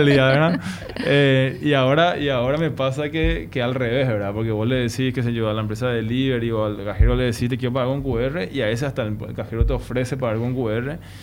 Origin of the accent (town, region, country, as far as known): Paraguay